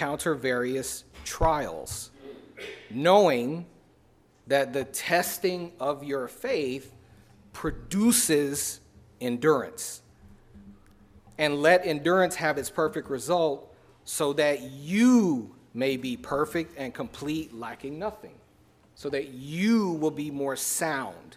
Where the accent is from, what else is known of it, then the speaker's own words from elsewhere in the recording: Chicago, Illinois, United States; I was born and raised in Chicago